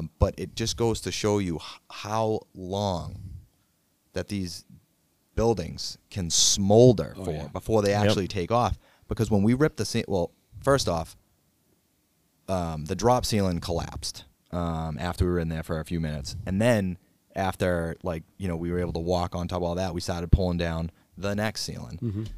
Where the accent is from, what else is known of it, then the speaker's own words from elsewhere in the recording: Brockton, Massachusetts, United States; a girl that I grew up with in Brockton.